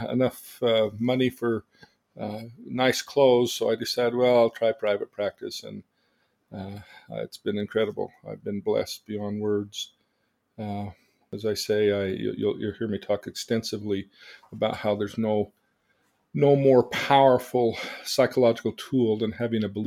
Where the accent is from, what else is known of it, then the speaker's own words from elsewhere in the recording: Davis County, Utah, United States; also born or lived in Salt Lake City, Utah; I was born in Salt Lake City, Utah, and lived there till I was 8, and my mother died. And when my father remarried, we moved to Davis